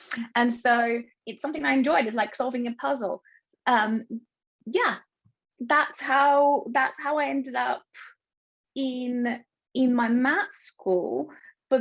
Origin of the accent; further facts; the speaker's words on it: Bulgaria; English is a second language; moved away as an adult; also born or lived in Hull, United Kingdom / London area, United Kingdom; now in United Kingdom; I'm originally from Bulgaria. So I'm born and raised in Bulgaria, and I moved to the UK when I was 18